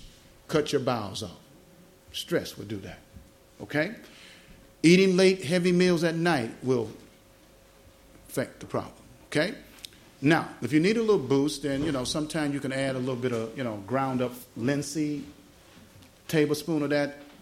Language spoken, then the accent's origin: English; United States; I'm American